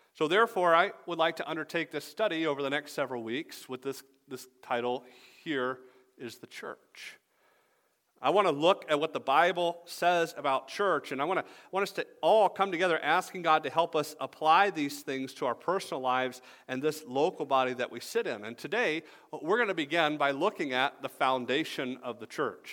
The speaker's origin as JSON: {"language": "English", "town": "Atlanta", "region": "Georgia", "country": "United States", "tie": "born or raised there", "also_born_or_lived": "Greenville, South Carolina", "moved": "as an adult", "lives_now": "Michigan, United States", "said": "I grew up in Atlanta."}